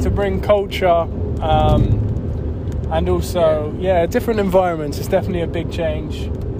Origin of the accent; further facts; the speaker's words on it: London, United Kingdom; I'm from London.